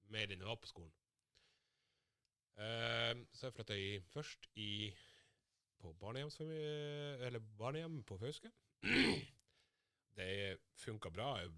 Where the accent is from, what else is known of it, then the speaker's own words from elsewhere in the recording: Somalia; now in Norway; når jeg flytta fra Somalia, så bodde jeg blant Altså, jeg flytta til Sømna